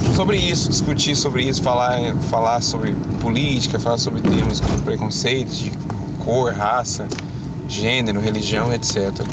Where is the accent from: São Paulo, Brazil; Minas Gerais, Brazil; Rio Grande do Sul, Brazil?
Minas Gerais, Brazil; Uberaba; Nós somos de Uberaba, Minas Gerais